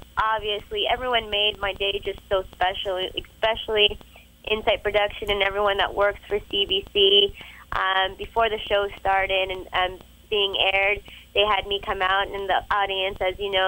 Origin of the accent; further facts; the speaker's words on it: Sarasota, Florida, United States; I'm from Sarasota, Florida